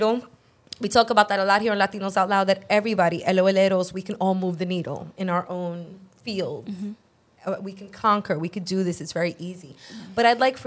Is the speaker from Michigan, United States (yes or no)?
no; New York City, New York, United States; I'm from Brooklyn.